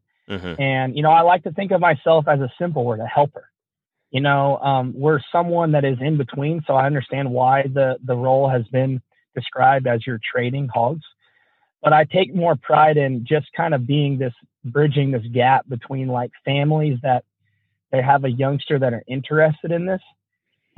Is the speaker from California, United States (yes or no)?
yes; Napa, California, United States; I grew up in Napa, California